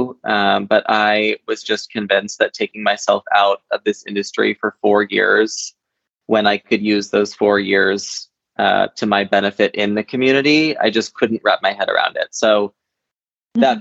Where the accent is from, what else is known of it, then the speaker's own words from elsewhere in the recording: Shelburne, Vermont, United States; I was born and raised in Shelburne, Vermont